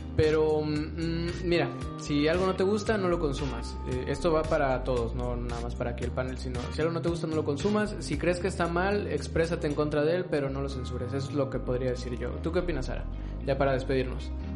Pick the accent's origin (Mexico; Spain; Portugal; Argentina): Mexico; como mexicano